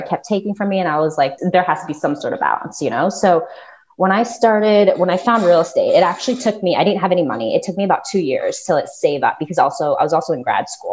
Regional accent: Florida, United States; I grew up in Florida

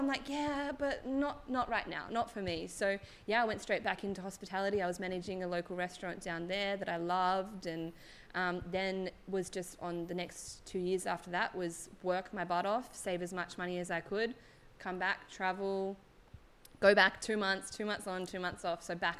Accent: Ulladulla, New South Wales, Australia; moved away as an adult; also born or lived in Wollongong; now in Bali, Indonesia; We did both grow up in the south coast of New South Wales. So growing up, we lived probably an hour away from each other. Lowell's from Jeringong and I'm from Ulladulla.

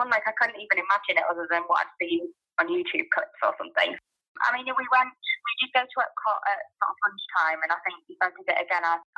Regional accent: Yorkshire and the Humber, United Kingdom; now in Northampton, United Kingdom; So I'm from Northampton, but from Yorkshire originally.

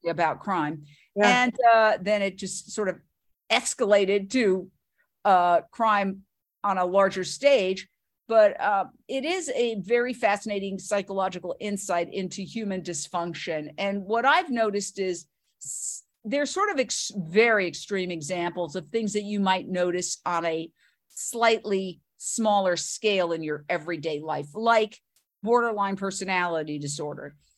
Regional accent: New York City, New York, United States; moved away as an adult; also born or lived in Fort Myers, Florida / Minneapolis / Philadelphia / Los Angeles; I grew up in Manhattan, went to NYU

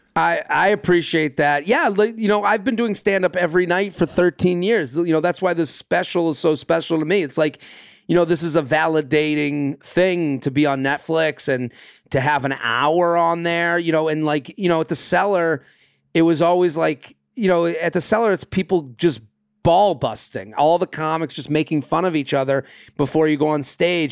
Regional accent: outside of Boston, Massachusetts, United States; I'm from outside of Boston. I grew up outside of Boston

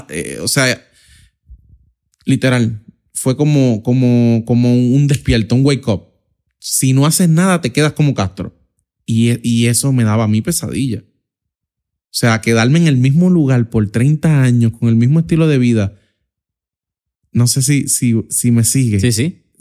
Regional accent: Puerto Rico; Y ahí, en ese proceso, estudiando y trabajando, como muchos puertorriqueños, o sea, literalmente hacen toda su vida, es eh, eh, trabajar y estudiar para de alguna manera u otra salir hacia adelante

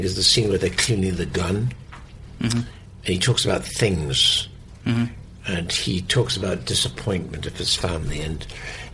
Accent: the north of England, United Kingdom; So being British, I'm the opposite. Because I'm from the north of England

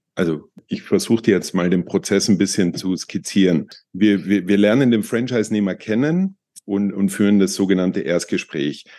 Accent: Tyrol, Austria; Ich bin Österreicher, Tiroler

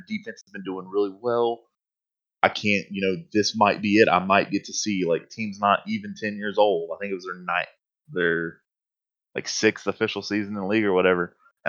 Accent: Charlotte, North Carolina, United States; moved away; I'm originally from Charlotte. I was there when the team became a thing.

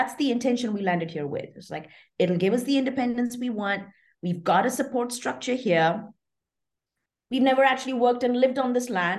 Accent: Qatar; I am Indian, but having grown up in Qatar, I lived my entire life as an expatriate.

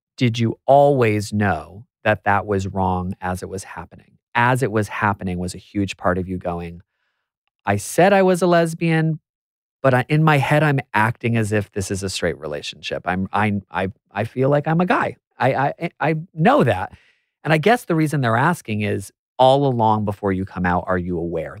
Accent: United States; I'm American

